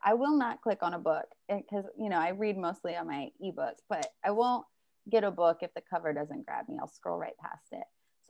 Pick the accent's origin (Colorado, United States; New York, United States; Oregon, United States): Colorado, United States; also born or lived in Indiana / Missouri / Ohio; Where am I from? All over. I grew up in Colorado.